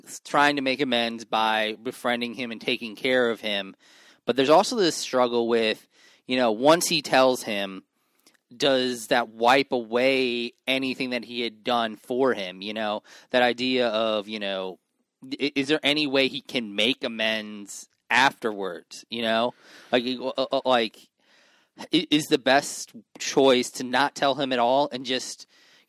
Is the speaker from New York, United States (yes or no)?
yes; New York, United States; I am from New York, and I have a very old soul.